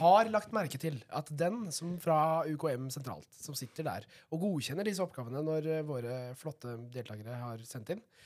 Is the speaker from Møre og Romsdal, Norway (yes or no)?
no; Vestfold og Telemark, Norway; Jeg kommer fra Vestfold og Telemark.